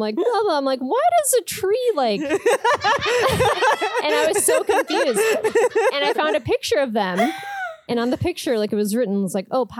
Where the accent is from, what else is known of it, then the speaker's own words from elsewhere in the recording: Michigan, United States; No, I'm from Michigan.